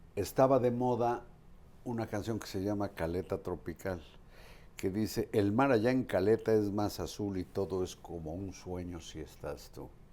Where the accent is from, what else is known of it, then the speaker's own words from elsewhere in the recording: Acapulco, Guerrero, Mexico; now in Coahuila, Mexico; Yo soy de Guerrero, yo soy de Acapulco